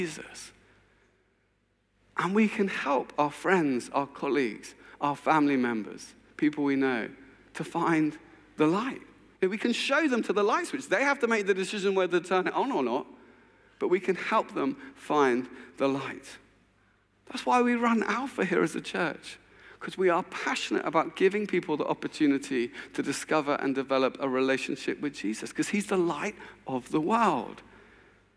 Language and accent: English; England, United Kingdom; I'm English